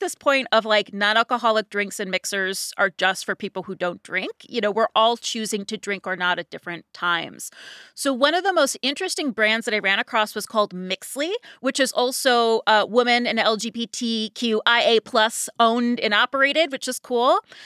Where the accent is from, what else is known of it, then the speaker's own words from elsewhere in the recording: Ohio, United States; moved away; growing up in Ohio